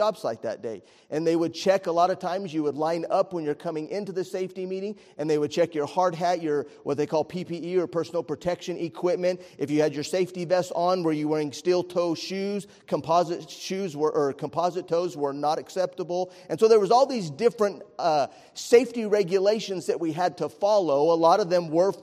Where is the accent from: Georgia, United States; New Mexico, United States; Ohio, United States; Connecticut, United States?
New Mexico, United States; Estancia; I grew up in Estancia, New Mexico, was a little bitty rural community